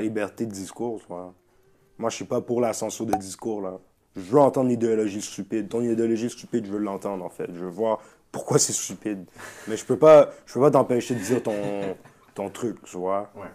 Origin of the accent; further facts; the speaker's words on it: Montreal, Quebec, Canada; chez nous, à Montréal